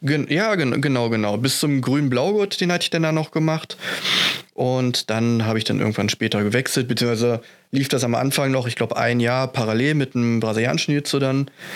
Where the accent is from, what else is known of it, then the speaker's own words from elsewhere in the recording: Essen, North Rhine-Westphalia, Germany; Ich komme aus Essen, trainiere auch in Essen beim Manjaro Fight Team